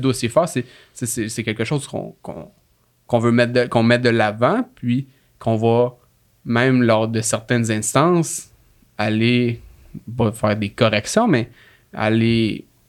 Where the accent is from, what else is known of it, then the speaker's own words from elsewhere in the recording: Laurentides, Quebec, Canada; moved away as an adult; now in Quebec City, Canada; je viens pas de la ville de Québec. Là. Je viens des Laurentides